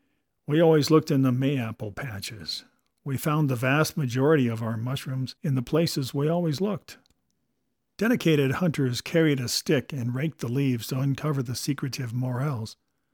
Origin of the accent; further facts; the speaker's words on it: Midwest, United States; I grew up in the Midwest in the days when mushroom hunting was a heady blend of art, science, and religion.